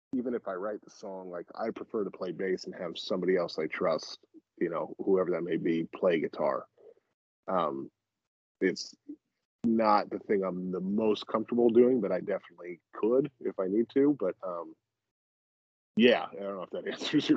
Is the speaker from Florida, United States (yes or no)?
no; South Orange County, Southern California, United States; I grew up in South Orange County in Southern California.